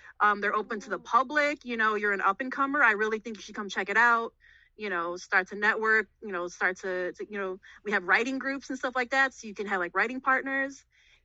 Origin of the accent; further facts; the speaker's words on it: Chicago, Illinois, United States; I was born and raised in Chicago, but I currently live in the burbs